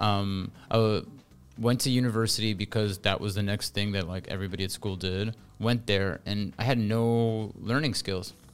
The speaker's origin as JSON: {"language": "English", "town": "Toronto", "region": "Ontario", "country": "Canada", "tie": "born or raised there", "accent": "Canadian", "said": "I grew up in Toronto. I was raised in the s, Toronto suburbs. Mostly, they're called Thornhill and Richmond Hill."}